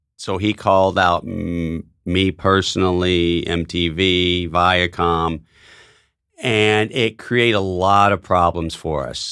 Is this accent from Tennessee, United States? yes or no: yes; Tennessee, United States; moved away; my hometown newspaper